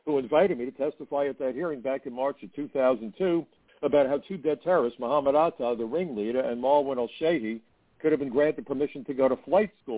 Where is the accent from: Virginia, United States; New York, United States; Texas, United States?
New York, United States; New York City; I'm a New Yorker and I'm an American